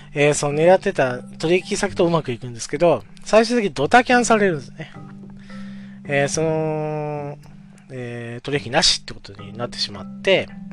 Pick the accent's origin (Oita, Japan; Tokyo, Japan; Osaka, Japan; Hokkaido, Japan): Oita, Japan; 地元、まあ僕は大分県